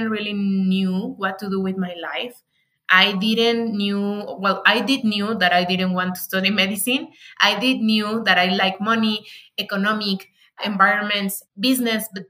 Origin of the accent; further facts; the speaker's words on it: Morelia, Michoacán, Mexico; English is a second language; now in Mexico City, Mexico; my hometown, that is Morelia, Michoacan